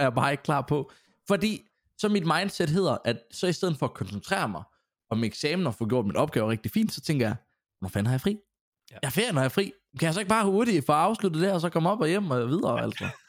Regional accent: Grenaa, Central Denmark Region, Denmark; moved away as an adult; also born or lived in Silkeborg; østjyde, kommer, når folk spørger mig, så kommer jeg fra Grenaa af

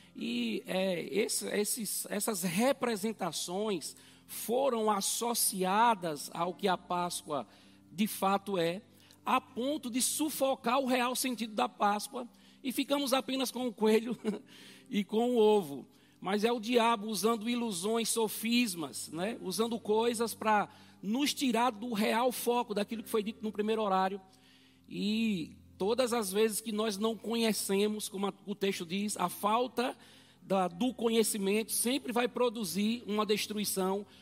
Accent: Brazil; eu naturalmente sou brasileiro

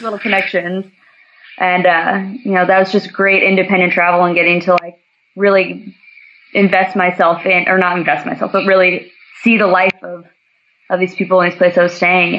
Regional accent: Santa Cruz, California, United States; moved away as an adult; also born or lived in Upper Peninsula, Michigan / West Africa; So I'm from Santa Cruz, California

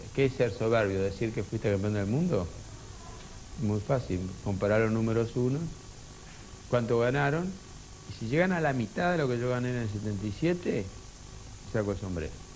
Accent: Argentina

